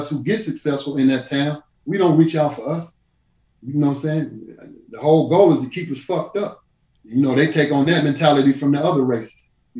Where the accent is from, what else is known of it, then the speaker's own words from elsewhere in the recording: Dayton, Ohio, United States; moved away; also born or lived in Atlanta; I'm from Dayton, Ohio.